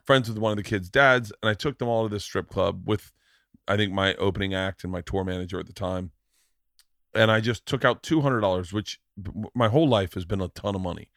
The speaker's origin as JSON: {"language": "English", "region": "Florida", "country": "United States", "tie": "born or raised there", "said": "growing up in Florida too, strip clubs were like kinda second nature to us."}